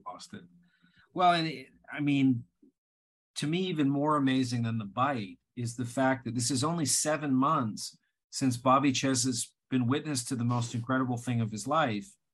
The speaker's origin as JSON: {"language": "English", "country": "Canada", "moved": "yes", "said": "as a Canadian at the time"}